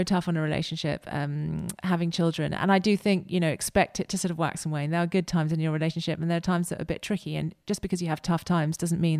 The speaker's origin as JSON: {"language": "English", "country": "United Kingdom", "said": "And as British, we're quite guilt-ridden, aren't we?"}